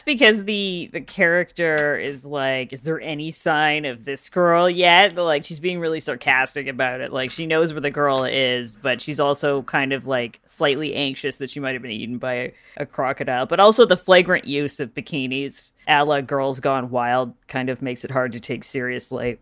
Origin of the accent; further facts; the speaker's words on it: Canada; I grew up in Canada